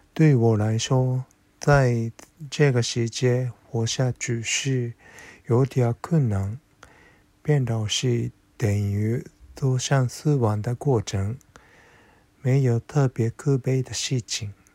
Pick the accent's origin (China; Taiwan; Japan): Japan; 工作系服装方面， 我来自日本